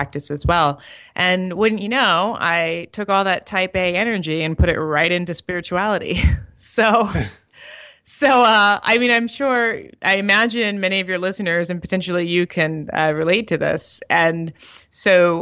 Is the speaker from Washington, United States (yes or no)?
no; St. Louis, Missouri, United States; also born or lived in Miami, Florida / New York; now in Denver, United States; I grew up in St. Louis, Missouri